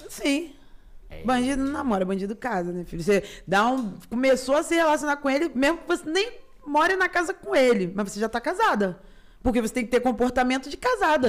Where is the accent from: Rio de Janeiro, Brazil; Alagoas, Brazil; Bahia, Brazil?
Rio de Janeiro, Brazil; eu já nasci, eu já no Rio Comprido mesmo